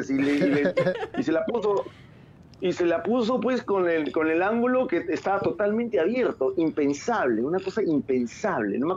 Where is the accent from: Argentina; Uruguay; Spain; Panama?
Panama; Hey, mira, yo soy, yo, soy panameño, pero, pero mi liga de panameña no, creo que pueda.